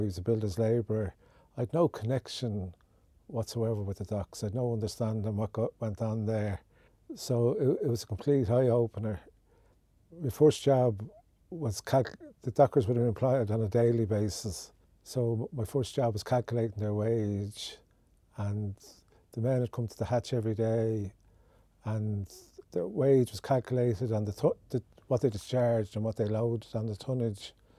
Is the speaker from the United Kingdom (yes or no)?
no; Dublin, Leinster, Ireland; I came from Orchard Road in Ballybock.